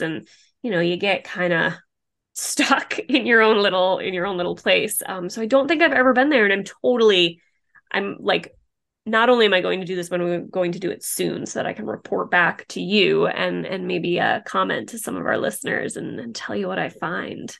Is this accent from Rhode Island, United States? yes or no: yes; Rhode Island, United States; moved away as an adult; I was born and raised in Rhode Island, left for about ten years, but I'm back now and have been back for ten years.